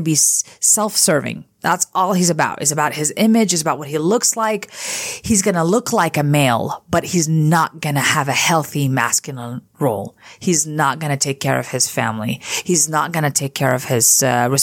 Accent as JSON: {"language": "English", "region": "California", "country": "United States", "tie": "born or raised there", "said": "I grew up in California"}